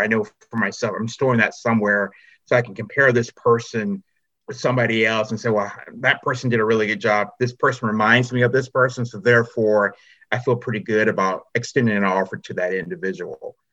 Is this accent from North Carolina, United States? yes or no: yes; Charlotte, North Carolina, United States; I'm from Charlotte, North Carolina